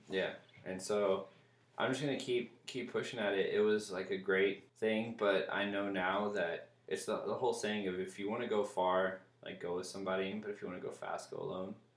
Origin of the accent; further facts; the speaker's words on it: Little Rock, Arkansas, United States; now in Seattle, United States; I'm from Little Rock